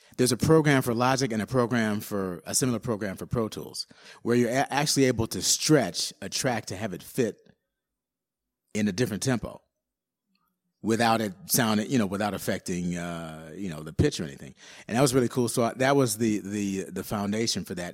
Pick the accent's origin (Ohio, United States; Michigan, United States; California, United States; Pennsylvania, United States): Michigan, United States; Detroit; I'm from Detroit. And, um, so obviously I grew up with Motown